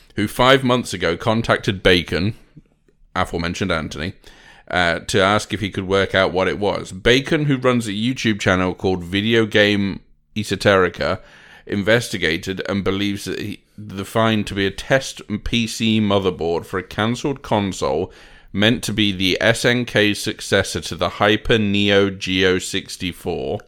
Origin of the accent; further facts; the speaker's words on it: United Kingdom; I ain't European, I'm British